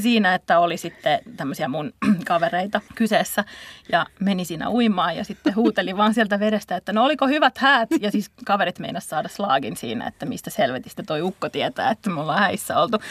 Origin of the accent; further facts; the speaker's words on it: Tampere, Pirkanmaa, Finland; Tampereelta, josta, jossa mäkin satun olen sieltä kotoisin.